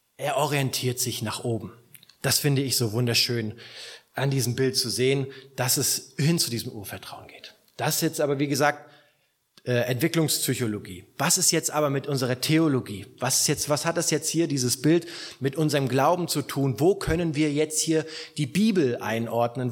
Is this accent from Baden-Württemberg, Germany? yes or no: no; Rostock, Mecklenburg-Vorpommern, Germany; now in southern Germany, Germany; in meiner alten Heimatgemeinde